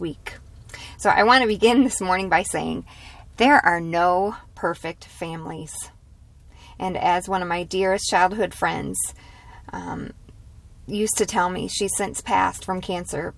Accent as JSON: {"language": "English", "country": "United States", "said": "as American women"}